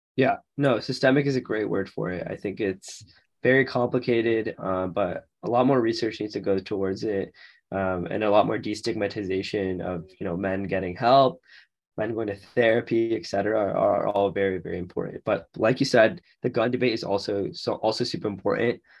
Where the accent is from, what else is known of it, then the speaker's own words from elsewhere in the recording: Florida, United States; we're both from Florida